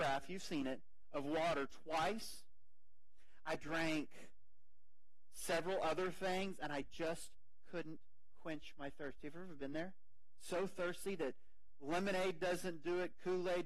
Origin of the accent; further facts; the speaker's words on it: United States; we're American